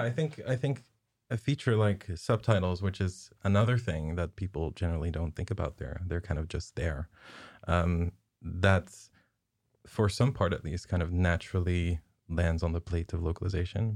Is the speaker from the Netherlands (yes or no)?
yes; southern Netherlands, Netherlands; moved away; I'm basically from the, the Skåne of, of Holland